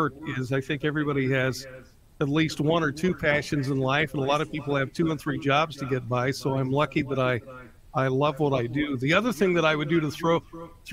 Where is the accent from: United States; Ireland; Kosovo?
United States; Cañon City, Colorado; I really went on the air the first time in Canyon City, Colorado, my hometown